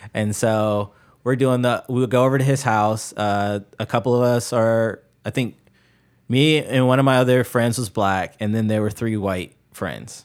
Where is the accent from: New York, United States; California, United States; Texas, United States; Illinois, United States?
Illinois, United States; Chicago; now in Ohio, United States; I grew up in Chicago